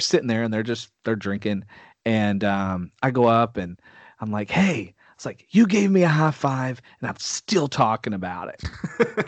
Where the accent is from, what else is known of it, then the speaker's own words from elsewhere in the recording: Texas, United States; I'm from Texas